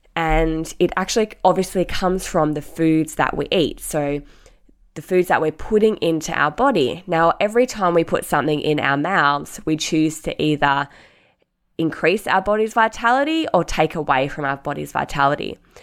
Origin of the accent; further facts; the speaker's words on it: Mandurah, Western Australia, Australia; my sister and I, obviously, grew up, growing up in Mandurah, Um, an hour south of Perth